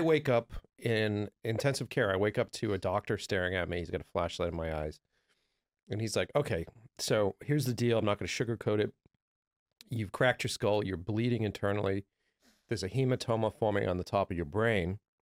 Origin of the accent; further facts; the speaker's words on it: Boston, Massachusetts, United States; I'm from Boston, from the East Coast